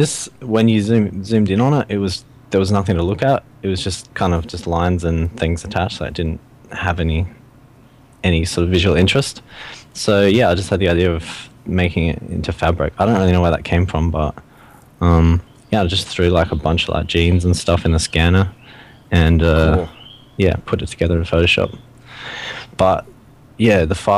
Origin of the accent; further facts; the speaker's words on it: Australia; I'm from Australia